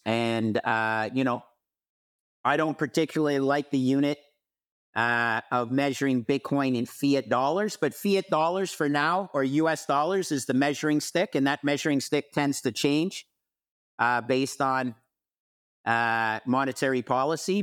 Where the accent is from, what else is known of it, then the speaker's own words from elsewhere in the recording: Montreal, Quebec, Canada; moved away as an adult; also born or lived in Toronto / United States; I grew up in Montreal, but moved to Toronto after, uh, uh, receiving my M B A from Cornell University in the United States